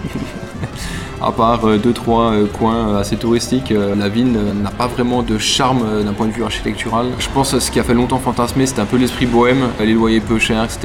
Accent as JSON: {"language": "French", "country": "France", "tie": "born or raised there", "moved": "as an adult", "lives_now": "Berlin, Germany", "said": "Je suis né en France"}